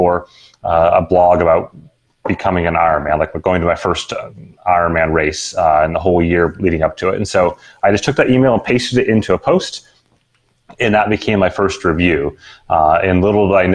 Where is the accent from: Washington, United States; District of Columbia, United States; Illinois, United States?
Washington, United States; Seattle; I actually grew up in Seattle